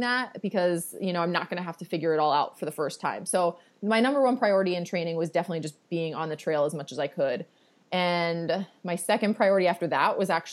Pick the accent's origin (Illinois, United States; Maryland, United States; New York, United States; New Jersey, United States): Maryland, United States; Baltimore; accent: Baltimore; my Baltimore accent that says Appalachian.